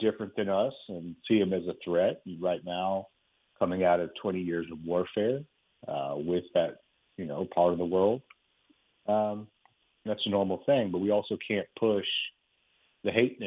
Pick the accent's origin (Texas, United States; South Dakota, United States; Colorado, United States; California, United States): Texas, United States; I'm here in Texas. I'm a Texan